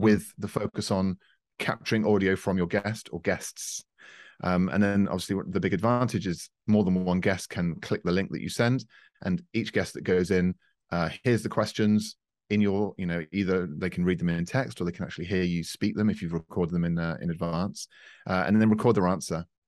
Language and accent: English; United Kingdom; now in France; we're based in France, uh, but I'm a Brit, as you can tell